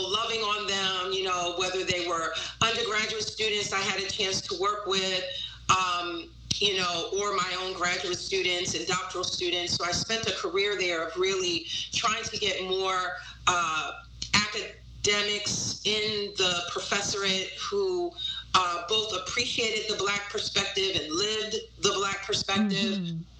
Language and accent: English; New York, United States; but, you know, as a New Yorker, I love New York, and I never saw myself leaving New York.